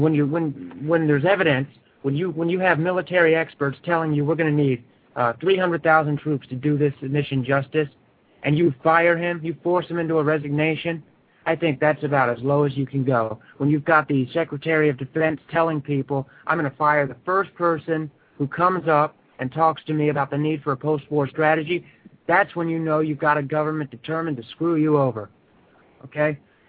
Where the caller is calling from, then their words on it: Phoenix, Arizona, United States; I'm calling from Phoenix, Arizona.